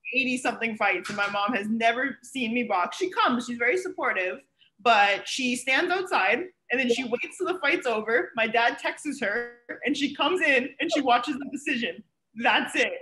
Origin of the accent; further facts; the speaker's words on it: Ontario, Canada; moved away as an adult; now in Miami, United States; I'm obviously Canadian. I'm from Ontario. I moved here to go to school